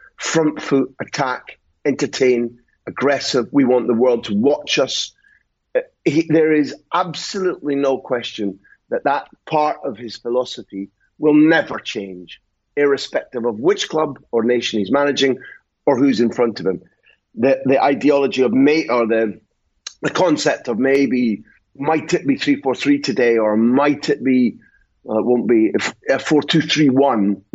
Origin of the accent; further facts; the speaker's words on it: Scotland, United Kingdom; I'm Scottish